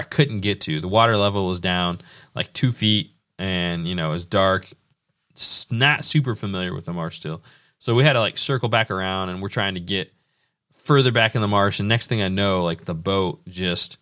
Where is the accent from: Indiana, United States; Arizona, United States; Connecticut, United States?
Indiana, United States; Indiana will always be like my home state